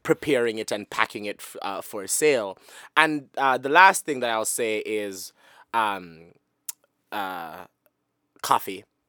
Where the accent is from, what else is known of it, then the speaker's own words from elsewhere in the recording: Sanguinetti, Jamaica; moved away; I grew up in Sanguinetti, and we're pretty much all related